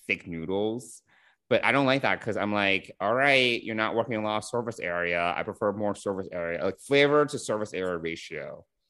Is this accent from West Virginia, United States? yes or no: no; New York, United States; I'm a bad New Yorker